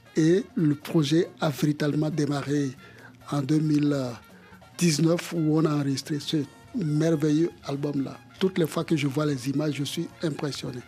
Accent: Bamako, Mali; moved away; also born or lived in Benin; j'ai vécu une bonne partie de mon enfance à Bamako au Mali

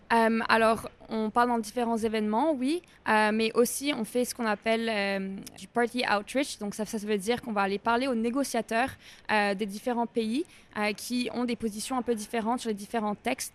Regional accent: Canada; je viens du Canada

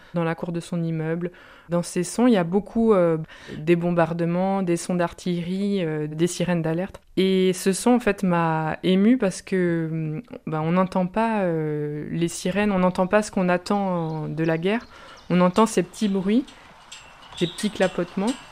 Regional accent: Brittany, France; Je suis originaire de Bretagne

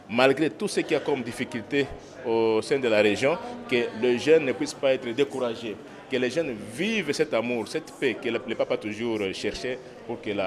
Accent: Goma, North Kivu, DR Congo; Je suis de Silimi. Je viens précisément de la ville de Goma. C'est dans la province du Nord Kivu de la République démocratique du Congo.

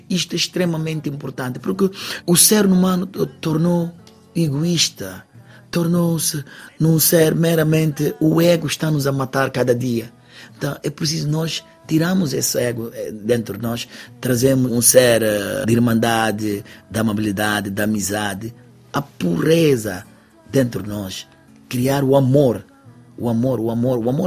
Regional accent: Guinea-Bissau; now in Portugal; Ela nasceu cá, eu que vim da Guiné-Bissau

